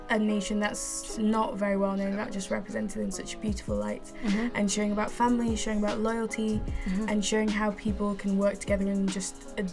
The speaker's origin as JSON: {"language": "English", "country": "Malawi", "said": "based off of Malawi, my home country."}